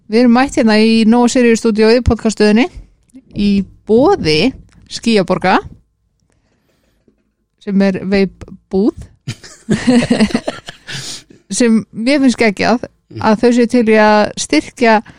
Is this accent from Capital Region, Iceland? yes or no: yes; Hafnarfjörður, Capital Region, Iceland; Ég er líka 220